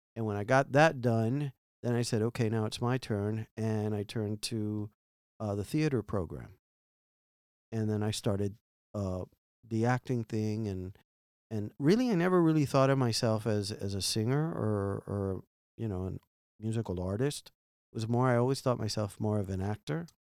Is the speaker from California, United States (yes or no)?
no; Miami, Florida, United States; growing up in Miami and being an immigrant and, well, not being an immigrant, but being from immigrants, my parents